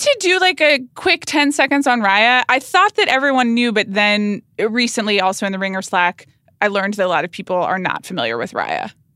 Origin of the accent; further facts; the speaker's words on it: Atlanta, Georgia, United States; I grew up in Atlanta, Georgia